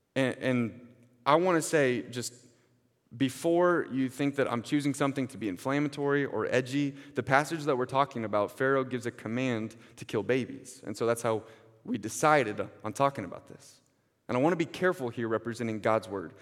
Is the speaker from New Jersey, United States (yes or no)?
no; Kansas City, Missouri, United States; I grew up in Kansas City. There's not a lot of big bodies of water around here